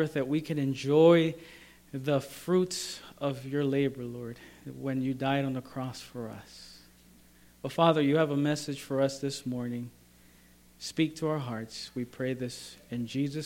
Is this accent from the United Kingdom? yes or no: no; El Salvador; moved away; also born or lived in Maryland; I'm from El Salvador, and it's a tropical area